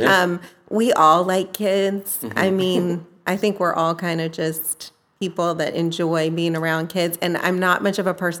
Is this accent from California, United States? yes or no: yes; Cypress, California, United States; moved away as an adult; In Southern California. I grew up in Cypress. It's in Orange County.